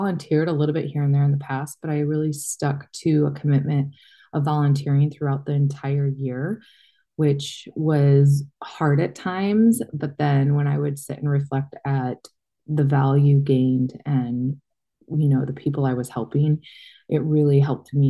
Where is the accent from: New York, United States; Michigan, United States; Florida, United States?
Michigan, United States; moved away; I grew up in Michigan